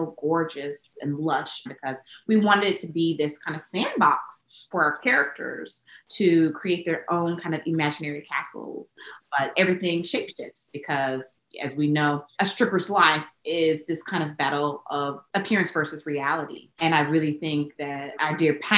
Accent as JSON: {"language": "English", "region": "the South", "country": "United States", "said": "I'm from the South"}